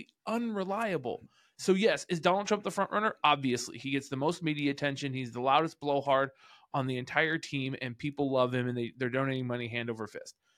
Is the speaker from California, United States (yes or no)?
yes; California, United States; I grew up in California